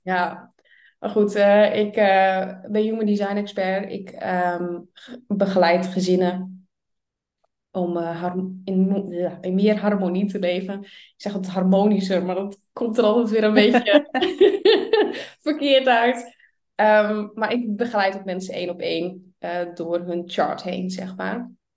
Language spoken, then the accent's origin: Dutch; Friesland, Netherlands; Ik kom dus uit Friesland, vlak boven